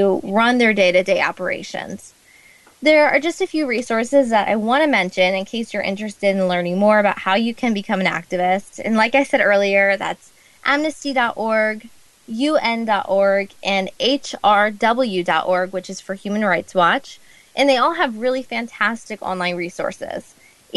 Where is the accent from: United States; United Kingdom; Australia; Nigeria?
United States; Growing up in the United States